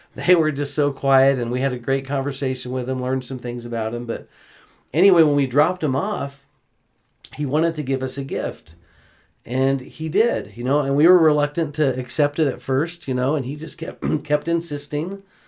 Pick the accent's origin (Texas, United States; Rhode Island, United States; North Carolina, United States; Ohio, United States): Texas, United States; Houston; moved away; As a kid growing up in Houston, Texas, my whole life